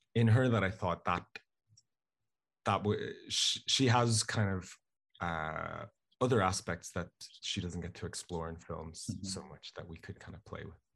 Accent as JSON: {"language": "English", "town": "Dublin", "region": "Leinster", "country": "Ireland", "tie": "born or raised there", "said": "myself and my friends and people I knew growing up in Dublin"}